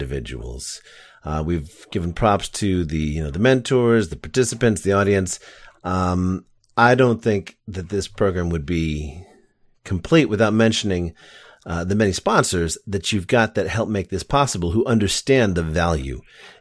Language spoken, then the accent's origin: English; the Berkshires, Connecticut, United States; moved away; I didn't grow up here. I grew up in Connecticut in the Berkshires